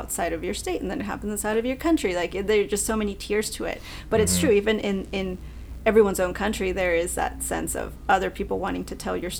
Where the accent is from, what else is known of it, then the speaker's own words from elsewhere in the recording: Mexico City, Mexico; moved away; also born or lived in Monterrey, Mexico; I am from Mexico City, but I lived in Monterrey, Mexico.